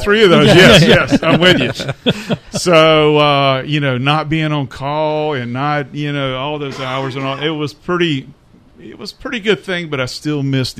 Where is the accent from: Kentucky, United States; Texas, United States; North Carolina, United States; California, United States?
North Carolina, United States; Fayetteville; also born or lived in Germany; And we came back when I was, I don't know, man, knee-high to a grasshopper. Yeah. And we lived here in Fayetteville.